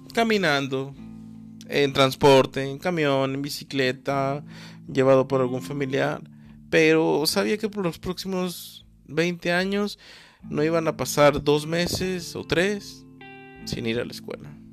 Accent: Mexico; mi país México

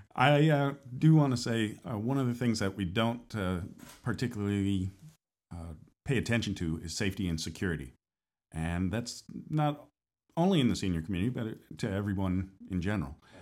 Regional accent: northern states, United States; now in Florida, United States; I'm from the northern states as well, originally

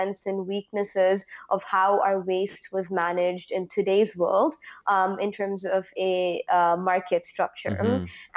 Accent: Oman; moved away; also born or lived in India; I'm ethnically Indian. I grew up in the Middle East

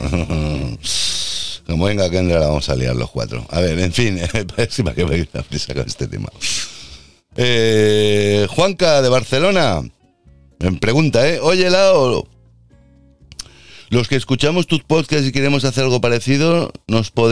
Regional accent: Puerto Rico; born there; Soy nacida en Puerto Rico y mi padre es de, mi madre es de Texas, perdón, y mi padre es catalán.

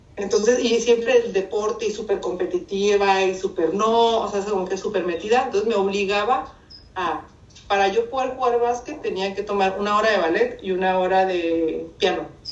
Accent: Mexicali, Baja California, Mexico; accent: norteño; moved away as an adult; also born or lived in Hermosillo, Sonora; now in San Diego, United States; Nací en Hermosillo, Sonora. Y de muy chica me llevaron a Mexicali, Baja California, mis papás, por el trabajo de mis papás. Ahí crecí

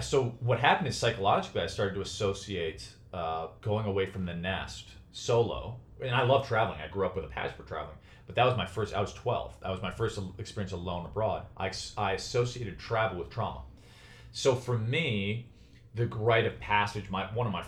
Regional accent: Chicago, Illinois, United States; moved away; also born or lived in New York; from where I grew up in Chicago

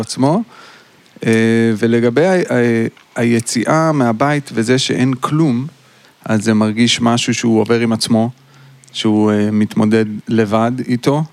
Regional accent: Ashdod, Southern District, Israel; אני גדלתי באשדוד

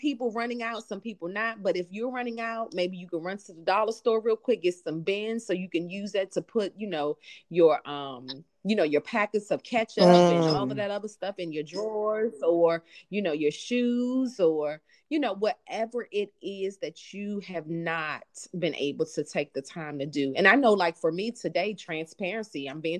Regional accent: Jamaica; I'm from Jamaica.

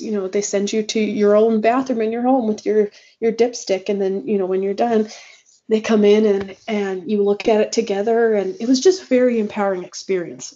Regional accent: Gila Valley, Arizona, United States; moved away; also born or lived in Texas; I'm from the Gila Valley, but uh, I spent a lot of time in Texas, um, probably about 10 years

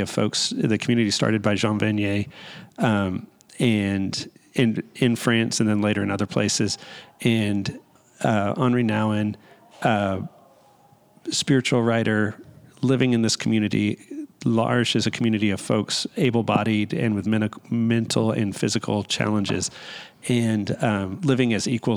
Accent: Dallas, Texas, United States; I grew up in Dallas

